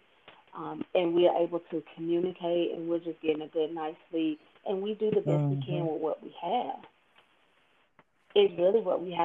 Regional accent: rural Georgia town, United States; moved away as an adult; he worked in factories in my hometown

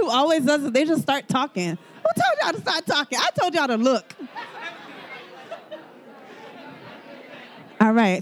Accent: Miami, Florida, United States; I was born and raised in Miami

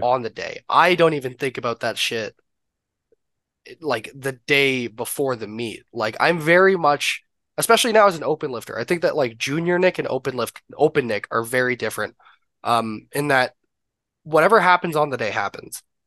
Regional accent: Canada; I'm obviously Canadian

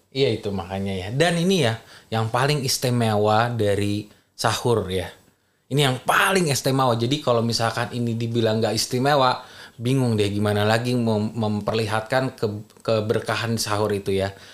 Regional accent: Minangkabau, West Sumatra, Indonesia; kita orang Minang

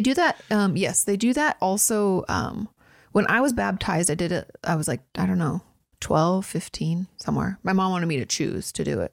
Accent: Washington, United States; moved away; I'm from Washington.

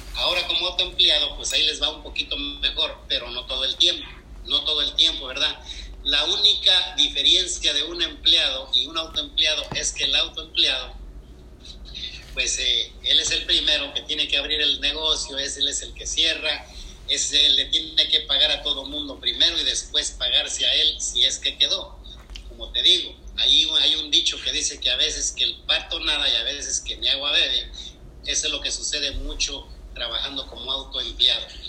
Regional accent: Querétaro, Mexico; moved away as an adult; now in United States; yo soy de Querétaro y mi esposa también

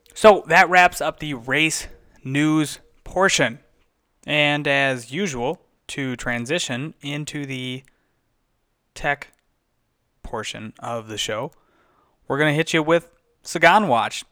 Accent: United States; being an American

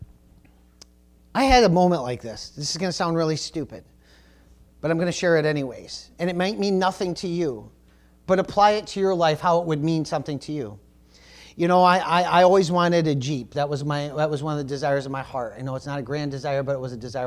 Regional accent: United States; I am a Christian before I'm American

